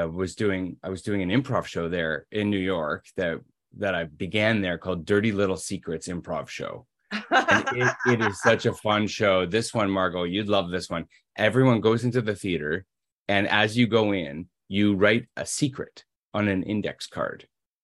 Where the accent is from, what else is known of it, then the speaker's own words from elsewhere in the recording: Toronto, Ontario, Canada; In Toronto.